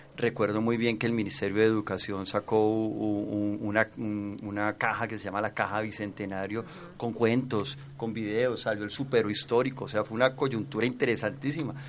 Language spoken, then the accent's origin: Spanish; Cali, Valle del Cauca, Colombia; Y son representaciones que nos fortalecen como caleño